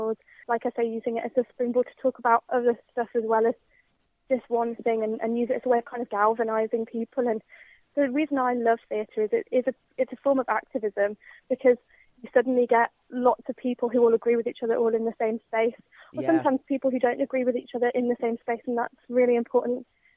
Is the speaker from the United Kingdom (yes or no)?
yes; Birmingham, West Midlands, United Kingdom; my experience of growing up in Birmingham was that it was incredibly positive and integrated